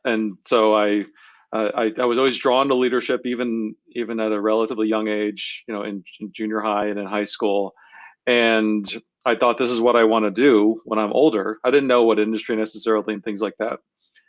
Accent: Atlanta, Georgia, United States; also born or lived in Tokyo; I was born in Atlanta, and when I was 6, I moved to Tokyo. My dad worked for IBM. So lived there for 3 years, right downtown Tokyo.

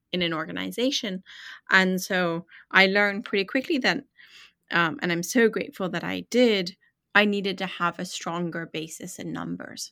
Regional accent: Atlanta, Georgia, United States; also born or lived in London; I was born in London, but raised in Atlanta

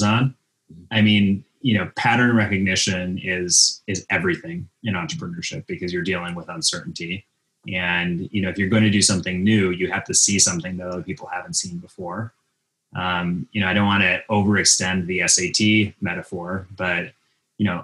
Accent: outside of Minneapolis, Minnesota, United States; moved away; I grew up outside of Minneapolis, Minnesota

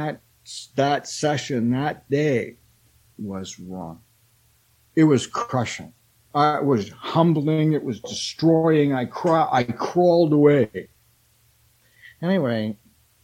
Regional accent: Canada; I'm a Canadian

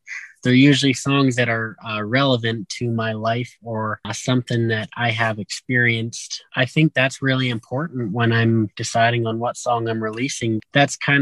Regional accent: Morinville, Alberta, Canada; growing up in Morinville, we grew up cruising around on the back roads

